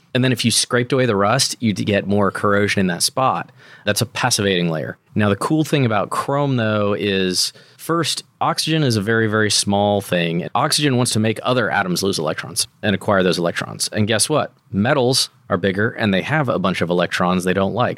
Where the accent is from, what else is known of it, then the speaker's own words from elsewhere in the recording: United States; as an American